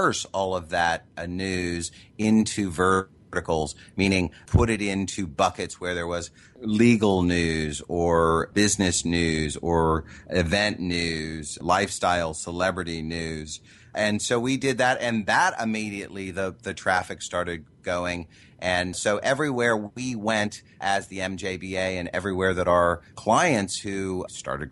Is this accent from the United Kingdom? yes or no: no; Midwest, United States; I grew up in the Midwest